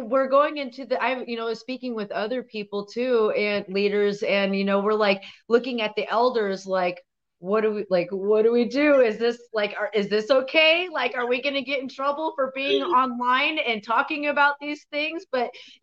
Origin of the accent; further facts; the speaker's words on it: Portland, Oregon, United States; also born or lived in Fort Hall; I grew up here in Southeast Portland.